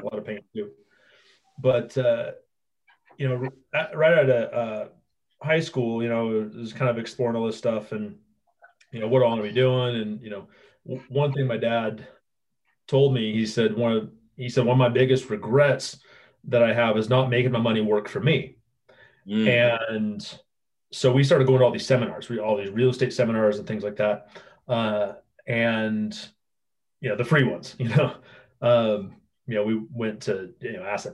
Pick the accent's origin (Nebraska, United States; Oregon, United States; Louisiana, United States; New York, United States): Oregon, United States; moved away as an adult; now in Idaho, United States; I was born and raised in Oregon